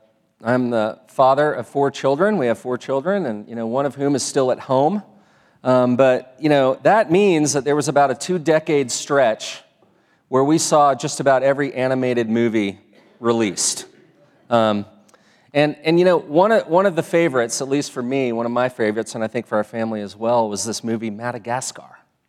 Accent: Texas, United States; also born or lived in East Coast; Now, many of you know that I came here from Texas, and you may also know that part of my story is I lived a lot of years back east

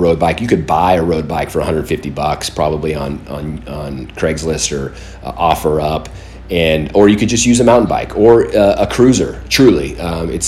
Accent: Southern California, United States; I grew up down in Southern California.

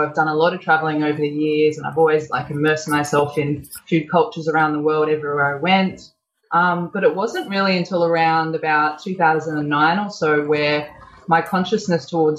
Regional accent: Sydney, New South Wales, Australia; I grew up here in Sydney

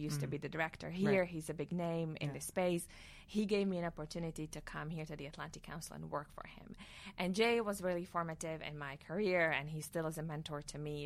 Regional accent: Slovakia; moved away as an adult; now in Washington, D.C., United States; I'm from Slovakia. I grew up there. I went to law school there.

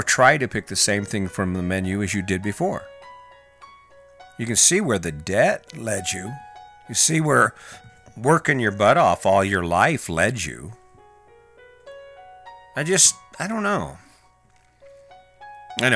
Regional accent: Cañon City, Colorado, United States; I'm from Canyon City, Colorado, and whitewater rafting is one of the big summer events

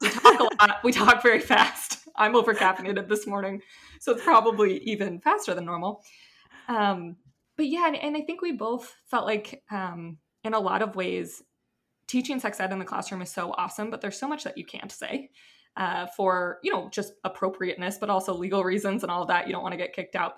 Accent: Seattle, Washington, United States; moved away as an adult; also born or lived in Utah; I'm from Seattle, went to Utah for undergrad

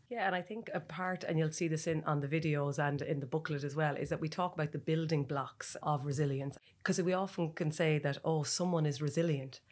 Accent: Ireland; as Irish people

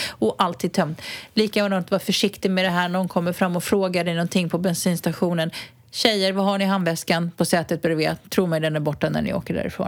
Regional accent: Botkyrka, Stockholm County, Sweden; now in Spain; Jag är ju uppvuxen i norra Botkyrka

